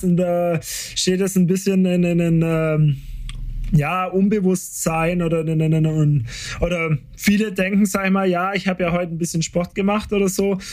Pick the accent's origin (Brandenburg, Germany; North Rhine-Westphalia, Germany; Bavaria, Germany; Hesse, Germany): Bavaria, Germany; Nördlinger Ries; ich komme aus dem Bries